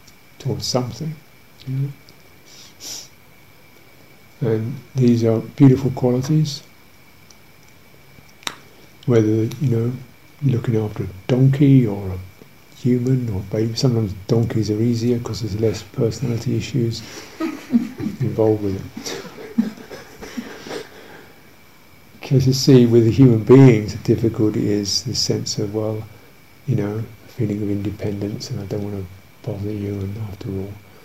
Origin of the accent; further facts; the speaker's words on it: United Kingdom; being British